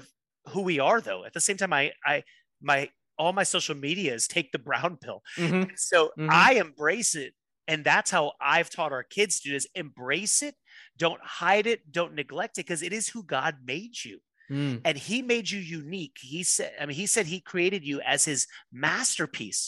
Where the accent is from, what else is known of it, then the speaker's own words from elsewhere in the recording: Miami, Florida, United States; I grew up in Miami, so everyone thinks I'm Cuban, but I'm actually Indian